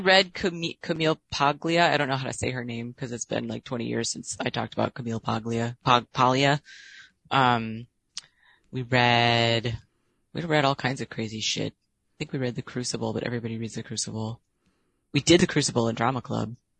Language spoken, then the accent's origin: English; Illinois, United States; I work for the state of Illinois like my stepmom did